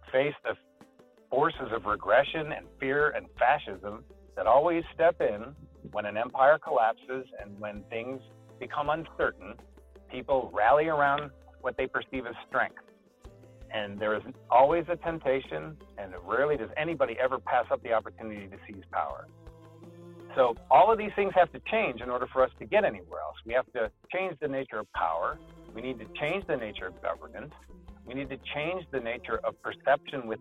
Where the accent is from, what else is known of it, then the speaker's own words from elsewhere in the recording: United States; I'm an American